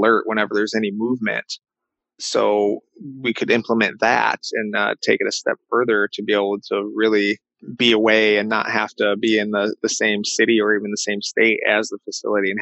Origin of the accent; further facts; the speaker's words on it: Michigan, United States; been able to find opportunity here in my my home state